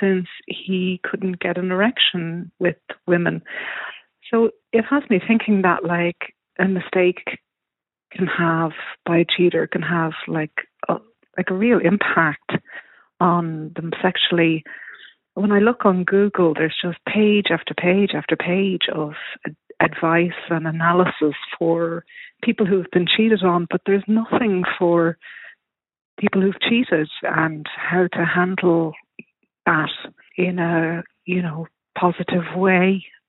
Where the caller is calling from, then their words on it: Toronto, Ontario, Canada; I'm ringing from Toronto.